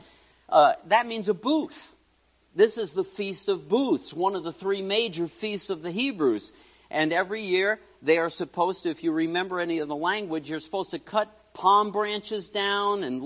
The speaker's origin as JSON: {"language": "English", "town": "New York City", "region": "New York", "country": "United States", "tie": "born or raised there", "said": "I grew up in New York City."}